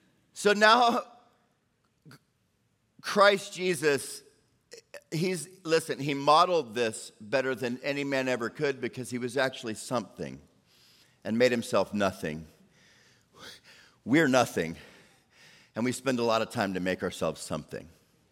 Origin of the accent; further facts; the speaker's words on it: Orlando, Florida, United States; Because I grew up, right? I grew up on Sundays after church in Orlando.